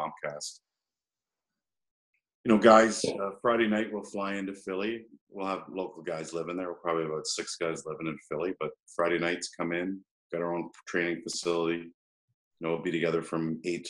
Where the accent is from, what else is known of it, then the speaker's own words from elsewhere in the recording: Peterborough, Ontario, Canada; moved away; I grew up in Peterborough